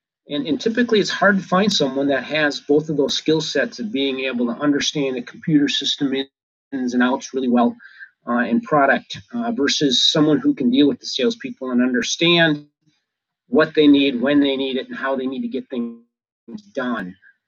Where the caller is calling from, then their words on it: Minnesota, United States; I'm calling in from Minnesota here at the end of October